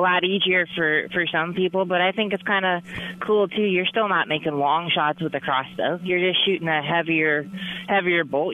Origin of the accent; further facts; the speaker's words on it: Alaska, United States; I grew up in Alaska